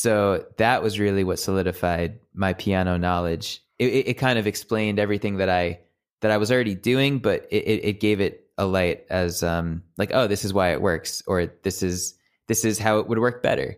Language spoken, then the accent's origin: English; Jericho, New York, United States; also born or lived in Plainview, New York; I was born in Plainview and then moved to Jericho right before I started elementary school.